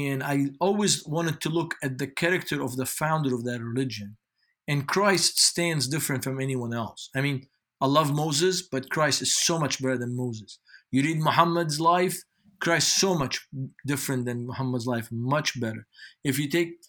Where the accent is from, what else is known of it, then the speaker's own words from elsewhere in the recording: Beirut, Beirut Governorate, Lebanon; English is a second language; moved away as an adult; now in United States; I grew up in West Beirut by the American University of Beirut.